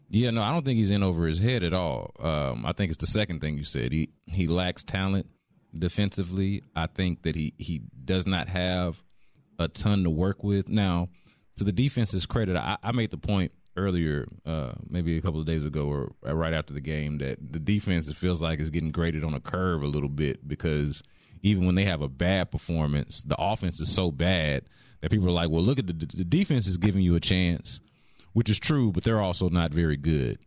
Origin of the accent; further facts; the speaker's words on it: Houston, Texas, United States; I'm from Houston